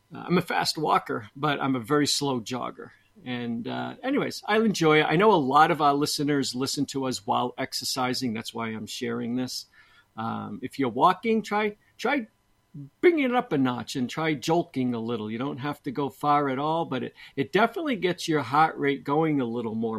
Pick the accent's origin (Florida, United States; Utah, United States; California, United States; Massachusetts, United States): Massachusetts, United States; Boston; I'm from Boston